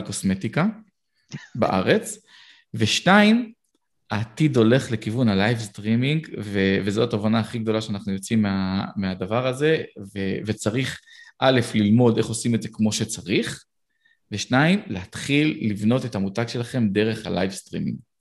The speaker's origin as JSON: {"language": "Hebrew", "country": "Israel", "said": "אנחנו בתור ישראלים"}